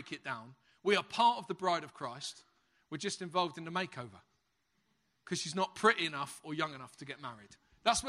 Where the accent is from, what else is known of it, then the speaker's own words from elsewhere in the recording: London, United Kingdom; accent: Cockney; moved away as an adult; now in Halesowen, United Kingdom; I'm a Cockney